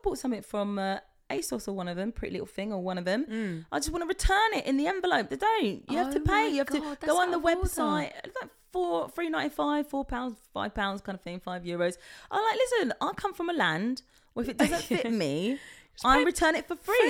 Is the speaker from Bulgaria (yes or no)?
no; England, United Kingdom; moved away as an adult; now in France; when we come from England